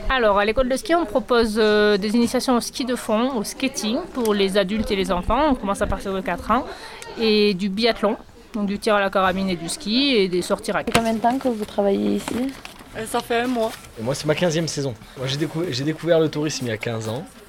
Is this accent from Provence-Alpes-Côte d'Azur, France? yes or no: no; Charente, Nouvelle-Aquitaine, France; Je viens de la Charente, du pays du cognac